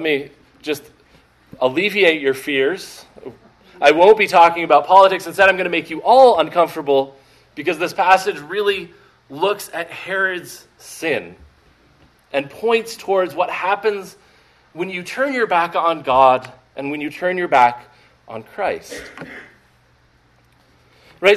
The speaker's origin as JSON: {"language": "English", "region": "Maine", "country": "United States", "tie": "born or raised there", "moved": "yes", "lives_now": "Arizona, United States", "said": "trying to do different things in politics in my home state"}